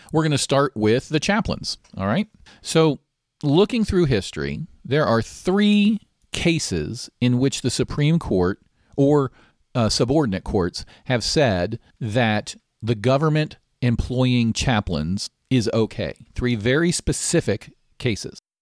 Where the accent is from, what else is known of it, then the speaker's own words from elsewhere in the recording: Maryland, United States; my home state of Maryland.